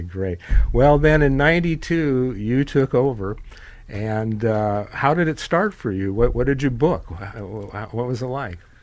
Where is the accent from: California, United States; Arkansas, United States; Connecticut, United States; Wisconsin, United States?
California, United States; Carmel; And that was my hometown, Carmel